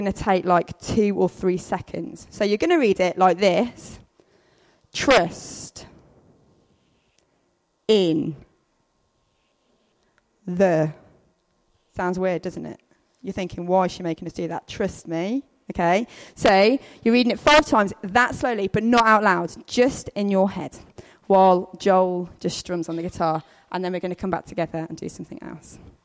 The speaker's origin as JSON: {"language": "English", "area": "the Midlands", "region": "England", "country": "United Kingdom", "said": "I'm from the Midlands, so I say paths."}